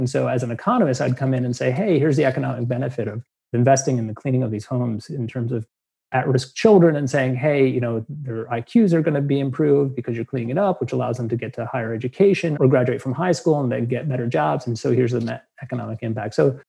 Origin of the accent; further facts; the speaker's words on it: Rhode Island, United States; I grew up in Rhode Island.